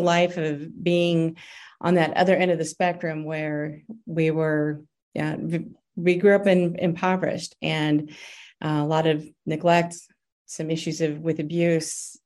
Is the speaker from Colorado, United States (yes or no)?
yes; Denver, Colorado, United States; I grew up in the lower part of Denver called District 4